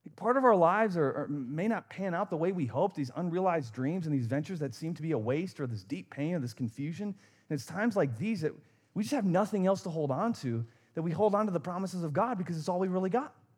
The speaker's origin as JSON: {"language": "English", "region": "Wisconsin", "country": "United States", "tie": "born or raised there", "said": "I grew up in Wisconsin"}